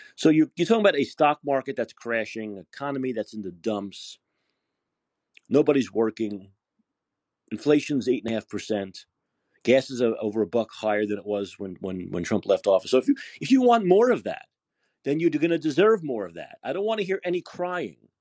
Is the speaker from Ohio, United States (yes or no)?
no; New York City, New York, United States; now in San Francisco, United States; I'm a New Yorker